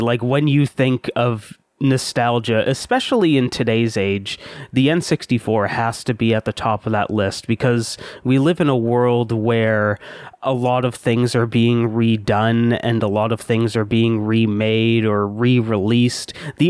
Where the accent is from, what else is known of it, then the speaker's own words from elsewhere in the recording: London, Ontario, Canada; I'm from London, Ontario, Canada.